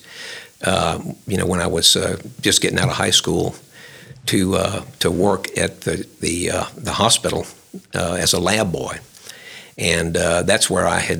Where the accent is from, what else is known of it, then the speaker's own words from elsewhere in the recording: Lafayette, Louisiana, United States; I was born and raised in Lafayette